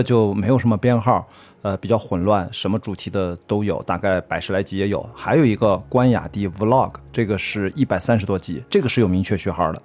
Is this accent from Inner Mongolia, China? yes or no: no; Qingdao, Shandong, China; accent: Qingdao; now in Beijing, China; 像我们青岛话啊，青岛。